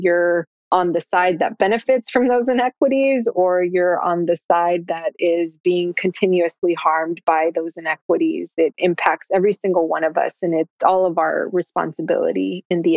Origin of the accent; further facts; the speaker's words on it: Austin, Texas, United States; when I was a kid, right? Growing up in East Austin